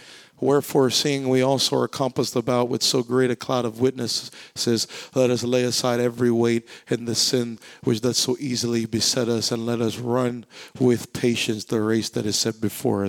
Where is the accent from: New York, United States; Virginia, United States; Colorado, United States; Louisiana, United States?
Louisiana, United States; I was born and raised in Louisiana for 18 years. I don't have a Louisiana accent